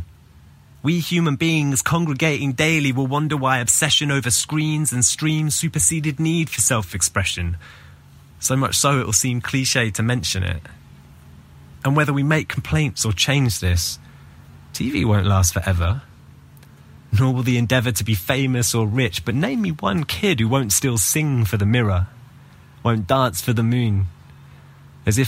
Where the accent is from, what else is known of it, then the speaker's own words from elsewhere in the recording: London, United Kingdom; now in Athens, Greece; I'm from London, but currently based in Athens, Greece.